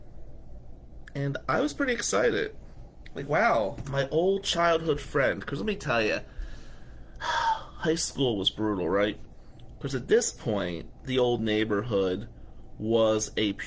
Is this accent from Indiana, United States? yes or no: no; Atlantic City, New Jersey, United States; I grew up in Ducktown. Ducktown in Atlantic City